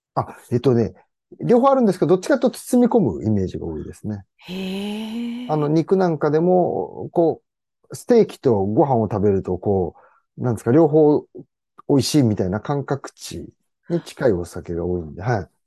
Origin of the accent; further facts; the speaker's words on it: Kawaba, Gunma, Japan; 地元に帰って